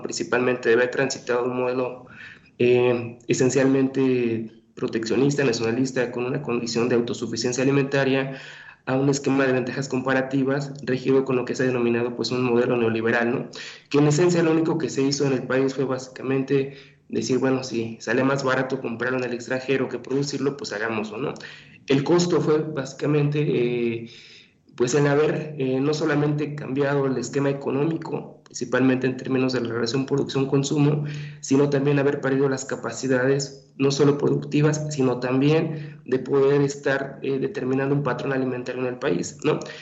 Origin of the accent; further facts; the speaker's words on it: Mexico; como mexicanos, no somos gente delgada